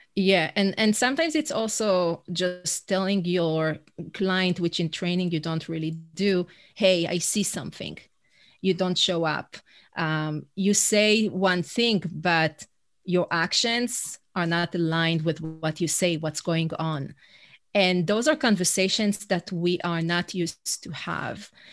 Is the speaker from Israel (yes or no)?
yes; Israel; first language Hebrew; English is a second language; moved away as an adult; now in New York City, United States; I'm originally from Israel. That's where my accent is from